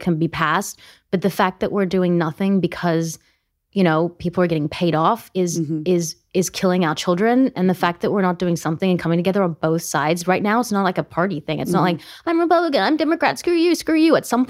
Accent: Australia; also born or lived in South Africa; now in United States; As an Australian who's also an American citizen, I'm a dual citizen.

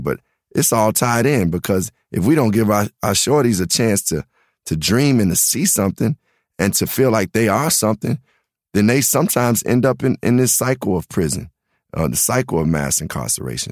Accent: Chicago, Illinois, United States; being from the South Side, I really was raised just amongst black culture

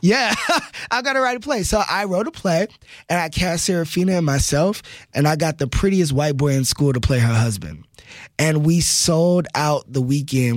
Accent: Texas, United States; moved away; also born or lived in New York City; growing up in Texas, which is, you know, football country

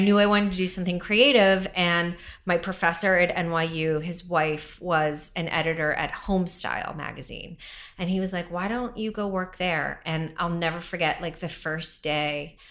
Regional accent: Western Pennsylvania, United States; moved away as an adult; now in New York City, United States; I am from Western Pennsylvania

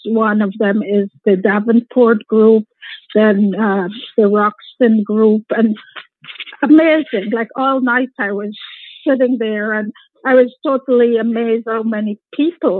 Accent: Guyana; moved away; We're from Guyana

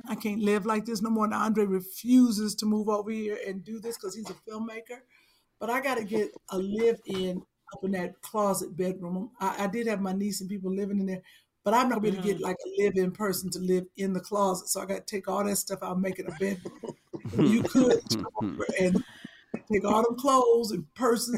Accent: Cleveland, Ohio, United States; I'm from Cleveland

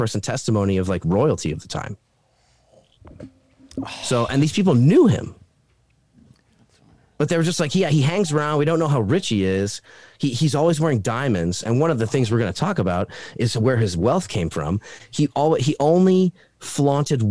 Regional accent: Hawaii, United States; now in Idaho, United States; I'm from Hawaii originally

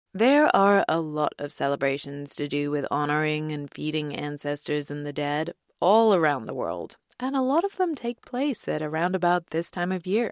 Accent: England, United Kingdom; born or raised there; moved away

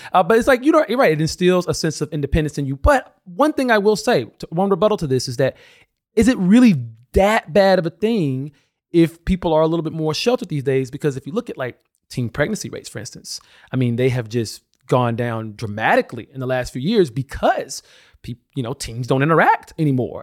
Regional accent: Alabama, United States; I come from Alabama, grew up in a very religious family

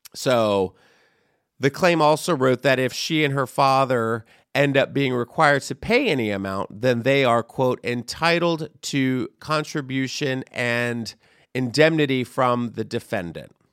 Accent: Texas, United States; I am from Texas as well

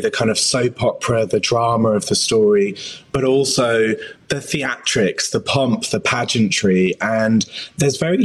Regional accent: Oxford, South East England, United Kingdom; I grew up in Oxford in the English countryside

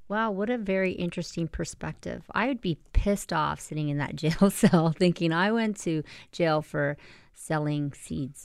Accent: Canada; we Canadians

